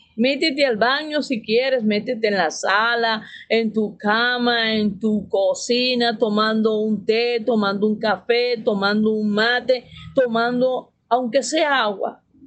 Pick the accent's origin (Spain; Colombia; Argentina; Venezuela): Venezuela; moved away as an adult; now in Mexico; somos venezolanos, venimos aquí a México